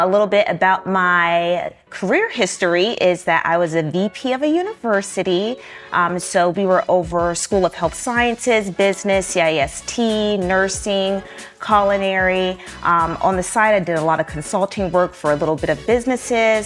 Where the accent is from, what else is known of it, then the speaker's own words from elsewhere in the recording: Newport News, Virginia, United States; I was born and raised in Newport News, Virginia.